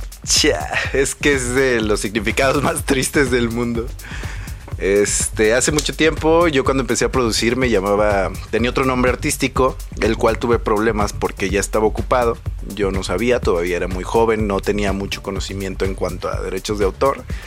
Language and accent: Spanish; Mexico; mis raíces como, como mexicano, como persona de, de, un pueblito, porque se podría decir que soy de un pueblito